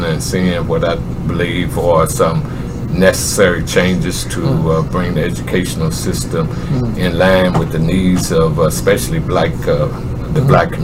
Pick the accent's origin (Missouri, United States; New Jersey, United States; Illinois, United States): Illinois, United States; East St. Louis; also born or lived in Aberdeen, Mississippi; I was born in Mississippi, raised in East St. Louis, Illinois, the oldest of 10 children